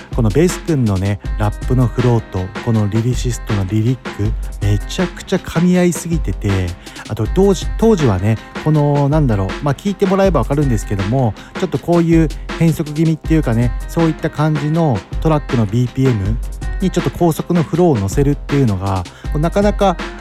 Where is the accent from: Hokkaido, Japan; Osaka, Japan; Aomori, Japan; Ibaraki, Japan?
Ibaraki, Japan; Mito; 地元水戸